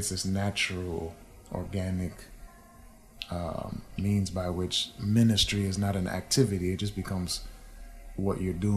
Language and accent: English; New England, United States; I grew up in New England, so I have some love for my people there.